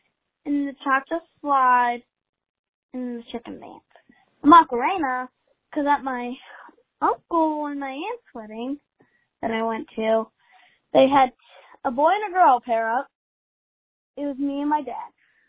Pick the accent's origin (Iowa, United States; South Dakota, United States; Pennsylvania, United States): Pennsylvania, United States; Pittsburgh; I'm from Pittsburgh, Pennsylvania.